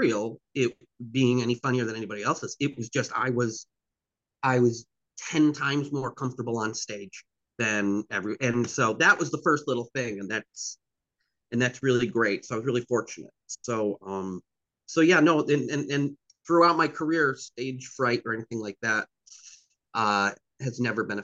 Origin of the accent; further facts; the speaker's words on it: the Berkshires, Western Massachusetts, United States; I grew up in the Berkshires, in Western Mass